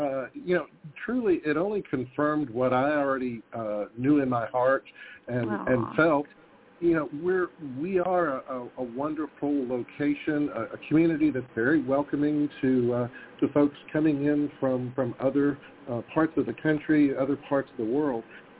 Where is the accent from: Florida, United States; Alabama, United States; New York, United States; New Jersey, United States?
Alabama, United States; Huntsville; I'm from Huntsville, Alabama.